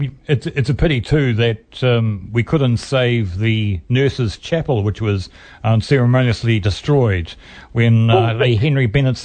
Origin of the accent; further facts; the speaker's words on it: Cambridge, Waikato, New Zealand; moved away as an adult; now in Hamilton, New Zealand; my hometown of Cambridge